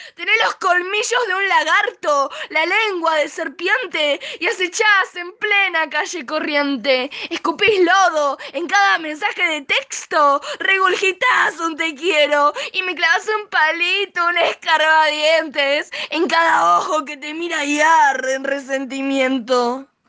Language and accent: Spanish; Zona Norte, Buenos Aires Province, Argentina; soy de Zona Norte, Buenos Aires